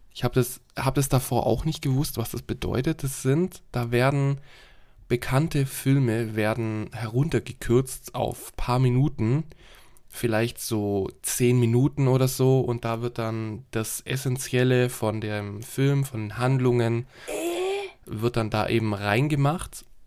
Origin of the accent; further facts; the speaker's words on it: Germany; bei uns in Deutschland